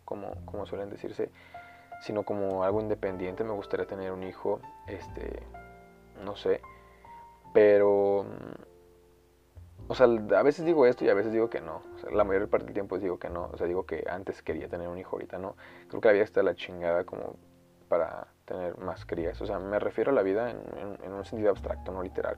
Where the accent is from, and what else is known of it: Mexico